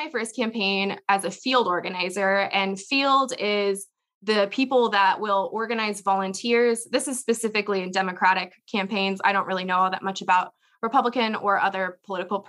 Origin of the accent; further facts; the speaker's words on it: Indiana, United States; moved away as an adult; also born or lived in Arizona / Pennsylvania; now in Nashville, United States; I live in Nashville, Tennessee right now, but I'm from Indiana, so I'm a Hoosier at heart.